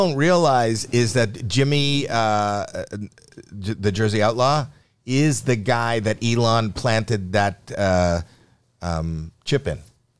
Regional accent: Toronto, Ontario, Canada; I'm from Toronto

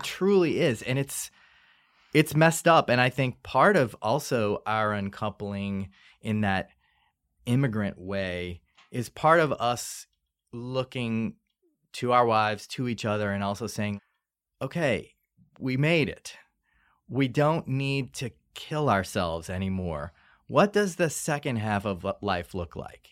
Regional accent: New Orleans, Louisiana, United States; moved away; we grew up in New Orleans in the suburbs.

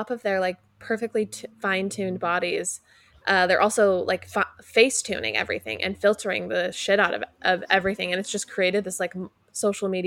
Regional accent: California, United States; Like we grew up in Orange County, so we're like definitely pro getting the your like areas that might bother you like taken care of.

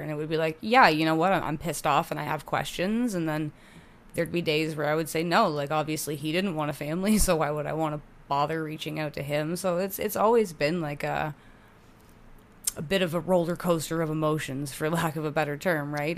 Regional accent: Hamilton, Ontario, Canada; also born or lived in Oakville, Ontario / Burlington, Ontario; I was born in Oakville, um, and then we moved to Burlington and then we moved to Hamilton

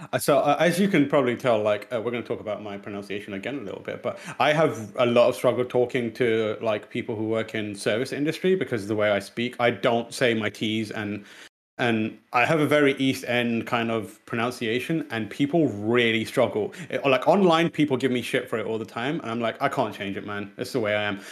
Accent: Pakistan; English is a second language; moved away; one South Asian born in Pakistan English is technically not my first language.

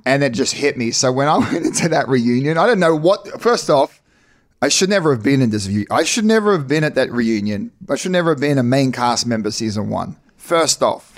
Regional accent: New Zealand; also born or lived in Ipswich, Australia; now in United States; We were born into the Mormon church, born and raised in New Zealand

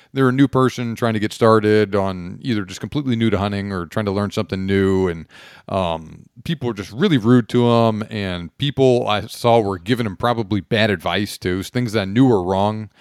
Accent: Houston, Texas, United States; also born or lived in West Point, New York; now in East Texas, United States; I grew up down in the Houston area

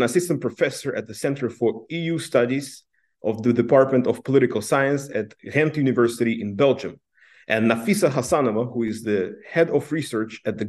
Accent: Namangan, Namangan Region, Uzbekistan; I come from Namangan myself, from the Fergana Valley, and growing up, I was always told that I'm from the periphery

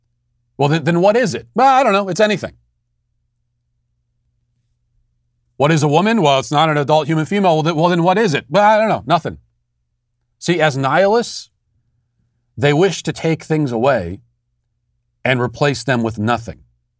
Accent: United States; I want to say that I am a member of and a participant in American culture because I am American.

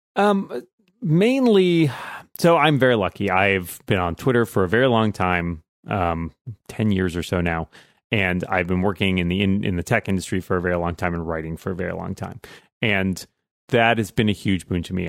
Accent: just outside of Boston, Massachusetts, United States; my hometown, just outside of Boston

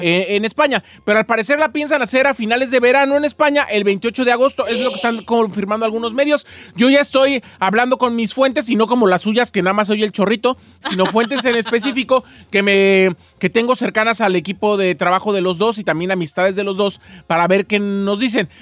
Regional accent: Mexico; yo soy mexicano

